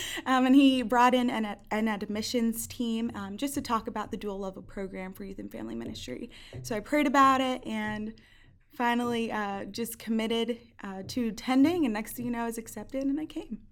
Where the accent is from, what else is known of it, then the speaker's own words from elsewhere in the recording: Hawthorne, New Jersey, United States; moved away as an adult; also born or lived in Schroon Lake, New York; I'm from Hawthorne, New Jersey. Um, yes, North Jersey